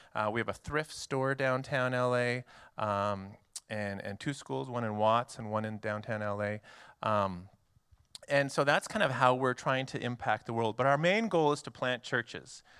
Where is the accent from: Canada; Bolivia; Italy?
Canada; moved away as an adult; now in United States; I am Canadian. So I'm actually a foreign missionary to your country.